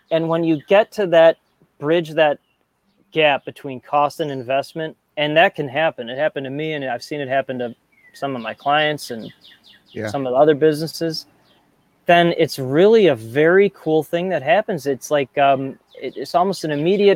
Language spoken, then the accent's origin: English; Chicago, Illinois, United States; I grew up in the North Shore of Chicago, very entitled, penny pinching